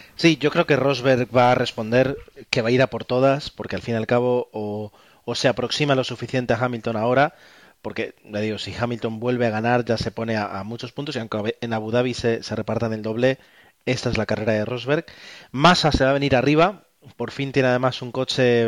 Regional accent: Spain; nosotros como españoles

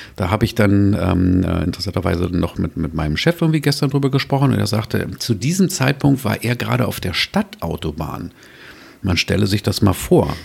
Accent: Berlin, Germany; als Großstädter, als Berliner

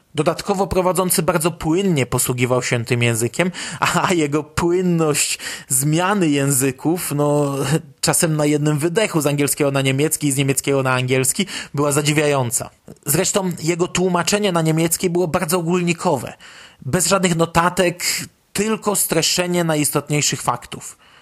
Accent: Poland; jesteśmy grupą fanów z Polski

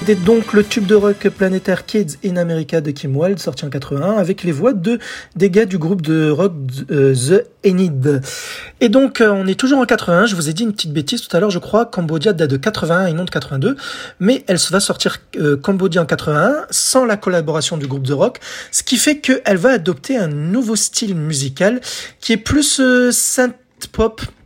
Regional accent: France; chez nous en France

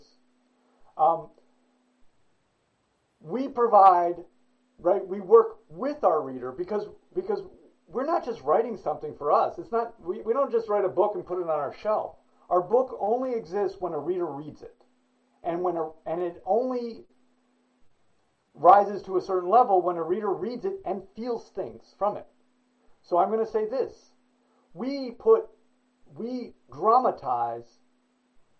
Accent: United States; I'm an American, US, whatever

